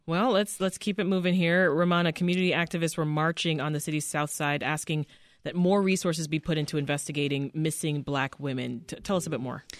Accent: Canada; now in Chicago, United States; my hometown, Canada

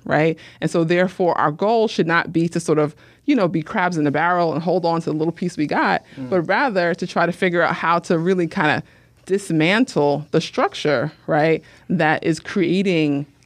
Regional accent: New York City, New York, United States; I grew up Muslim in New York City

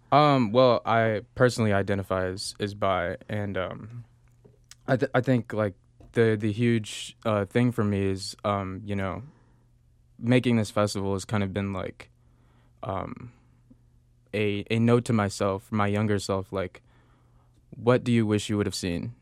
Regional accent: Chicago, Illinois, United States; I grew up in Beverly

